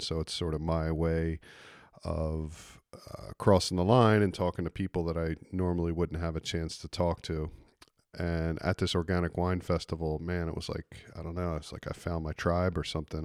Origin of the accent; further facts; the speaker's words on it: East Coast, United States; I grew up on the East Coast